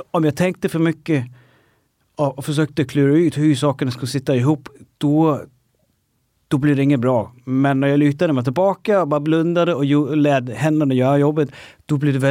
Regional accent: Denmark; Swedish is a second language; now in Stockholm, Sweden; flyttade från Danmark, jobbade med helt andra saker.

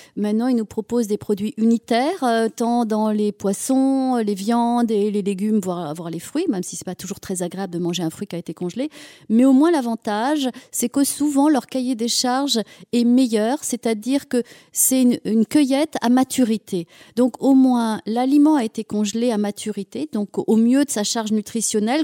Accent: Auvergne-Rhône-Alpes, France; moved away; je suis auvergnate, euh, je suis ici des monts d'Auvergne

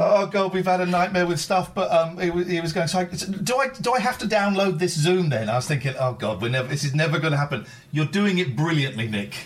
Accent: Slough, South East England, United Kingdom; moved away as an adult; also born or lived in Farnham Common; now in Aylesbury, United Kingdom; I grew up in Slough, then I moved to Farnham Common. I'm in Aylesbury

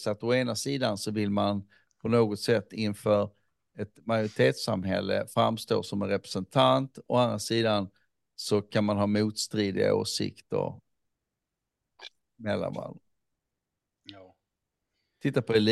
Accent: Somalia; Men som somalier så är jag ändå där.

